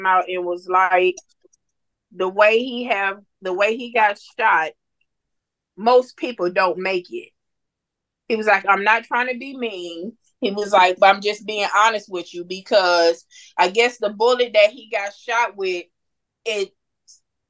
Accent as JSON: {"language": "English", "town": "Muskegon", "region": "Michigan", "country": "United States", "also_born_or_lived": "Missouri", "moved": "as an adult", "lives_now": "Texas, United States", "said": "we moved to Missouri in 2009. We're originally from Muskegon"}